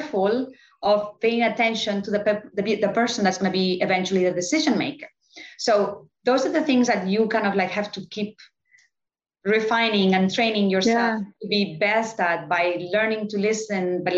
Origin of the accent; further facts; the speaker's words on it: Barcelona, Catalonia, Spain; moved away as an adult; also born or lived in New York; now in Miami, United States; I was born in Barcelona